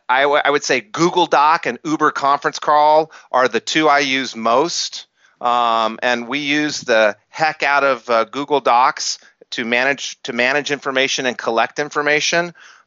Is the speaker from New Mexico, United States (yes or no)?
yes; Albuquerque, New Mexico, United States; I grew up in Albuquerque, New Mexico, which isn't a mecca for entrepreneurship, in an era that didn't pump entrepreneurship through the media.